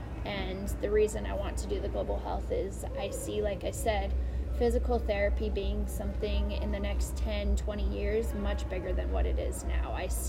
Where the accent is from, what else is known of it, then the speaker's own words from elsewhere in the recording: Lake Tahoe area, United States; No, right outside of Tahoe area.